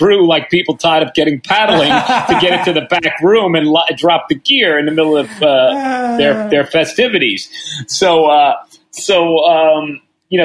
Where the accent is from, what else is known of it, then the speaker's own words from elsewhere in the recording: New York City, New York, United States; I'm a New Yorker.